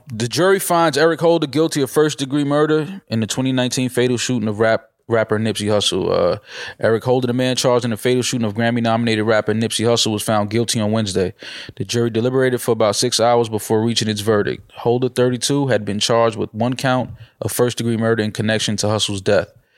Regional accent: New York, United States; grew up in the hood, bodega on three of the four corners. That's just what it is, growing up in New York.

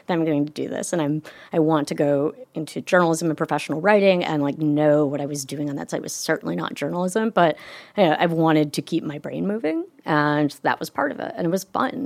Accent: Michigan, United States; my hometown in Michigan

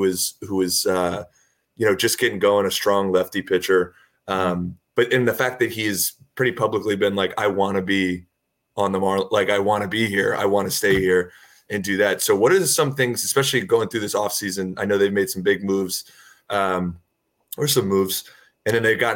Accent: South Florida, United States; I'm originally a Florida guy. I'm from South Florida.

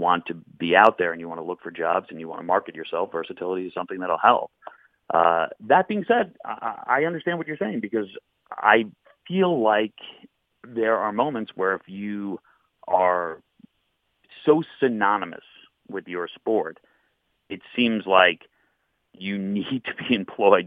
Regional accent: Long Island, New York, United States; also born or lived in Oklahoma City / Buffalo; I grew up on Long Island

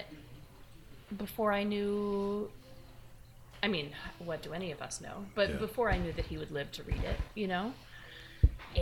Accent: New York, United States; also born or lived in Wisconsin / Brooklyn, New York; I grew up on the Upper West Side

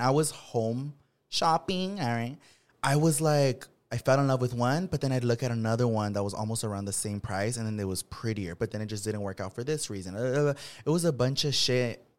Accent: Watsonville, California, United States; moved away as an adult; born and raised in Watsonville, which is a smaller city

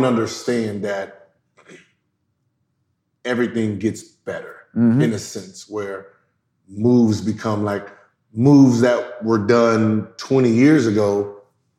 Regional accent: the Valley, California, United States; growing up in the Valley

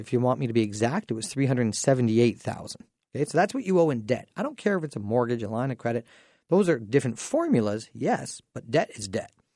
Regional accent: Dorchester, Ontario, Canada; I grew up in Dorchester, so what an amazing time being able to go back to my high school

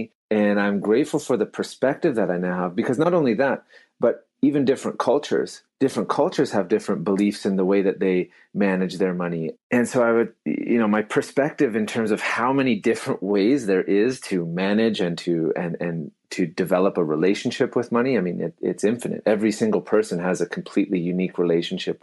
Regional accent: Abbotsford, British Columbia, Canada; I grew up in Abbotsford.

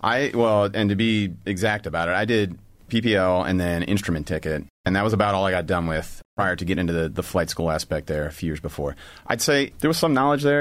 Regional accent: Bettendorf, Iowa, United States; moved away as an adult; Born in Iowa, grew up in, uh, Bettendorf, Iowa, and went to school at Iowa State University

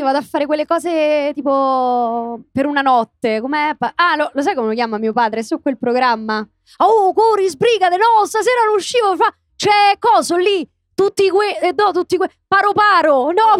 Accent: Rome, Lazio, Italy; io prima dico Garbatella, poi mi ricordo di dire Roma

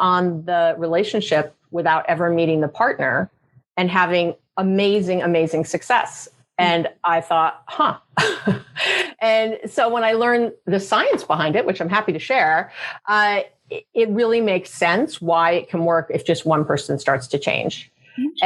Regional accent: New York, United States; I'm a Jew from New York. We go to school for a long time.

